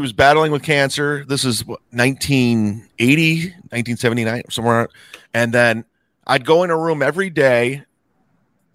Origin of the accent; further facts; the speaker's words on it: Northeast Ohio, United States; I grew up in Northeast Ohio